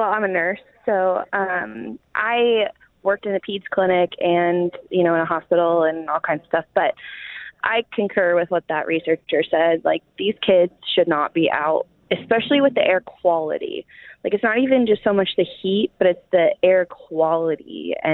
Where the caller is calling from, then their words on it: Odessa, Missouri, United States; I'm from Odessa, Missouri.